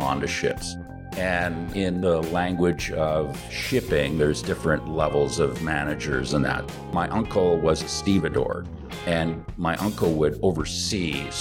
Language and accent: English; Vancouver, British Columbia, Canada; also born or lived in North Delta / Coquitlam; now in Vietnam; It's pretty nice growing up there. I mean, I lived in Vancouver mostly.